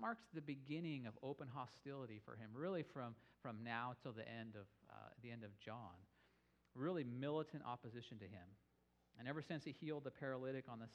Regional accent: Boise, Idaho, United States; I'm from Boise

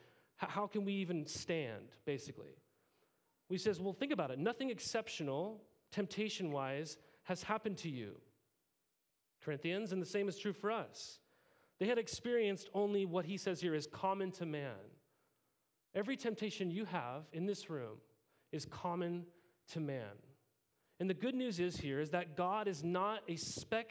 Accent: Montana, United States; I grew up in Montana

